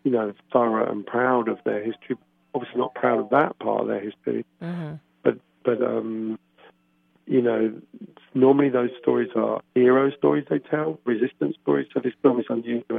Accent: England, United Kingdom; as an English person going to Norway

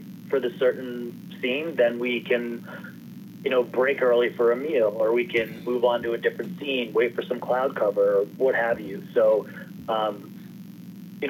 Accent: Maine, United States; I grew up in Maine

